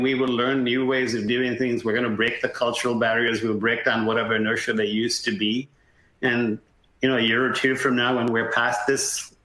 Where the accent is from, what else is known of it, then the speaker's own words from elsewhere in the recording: India; moved away; growing up in India